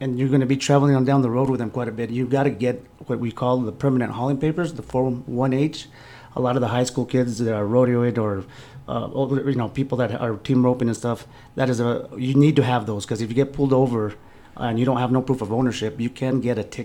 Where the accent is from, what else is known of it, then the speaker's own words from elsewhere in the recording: Cunnilon, New Mexico, United States; I was born in Cunnilon and raised in Cunnilon